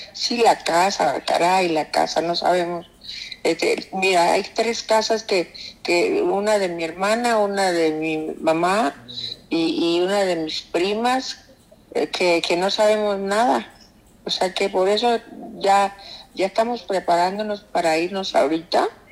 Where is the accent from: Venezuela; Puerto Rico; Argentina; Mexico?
Mexico; Acapulco, Guerrero; moved away; ahí nacimos, ahí nació mi mamá, ahí nacieron mis hermanos, nací yo en Guerrero